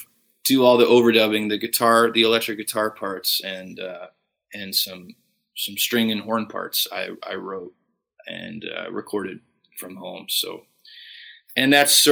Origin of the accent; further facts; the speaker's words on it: Fort Saskatchewan, Alberta, Canada; Growing up in Fort Saskatchewan, it was a pretty small town